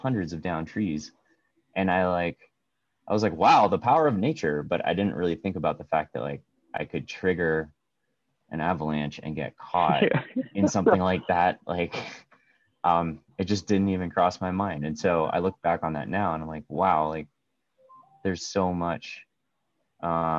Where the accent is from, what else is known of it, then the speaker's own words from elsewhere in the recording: United States; moved away as an adult; also born or lived in Maryland / New York / Maine; I grew up in New York State and Maryland